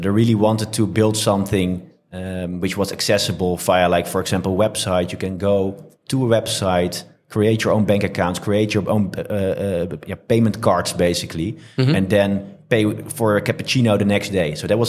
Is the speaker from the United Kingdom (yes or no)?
no; France; Originally from France, but we're really positioned as a European company.